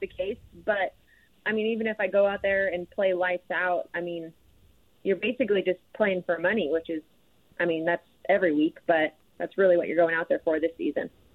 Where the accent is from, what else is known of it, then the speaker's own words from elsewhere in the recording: Idaho, United States; moved away as an adult; also born or lived in Texas; growing up in Idaho and going to Texas